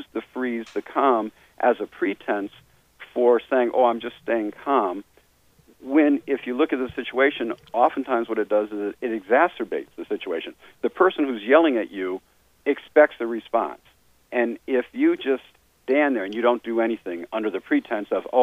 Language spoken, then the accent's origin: English; United States; I was from the United States